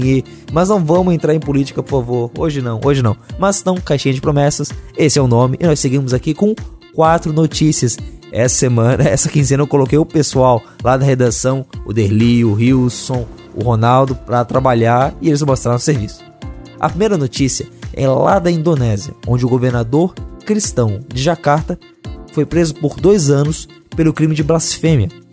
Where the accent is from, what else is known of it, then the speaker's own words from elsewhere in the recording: Brazil; nós, como brasileiros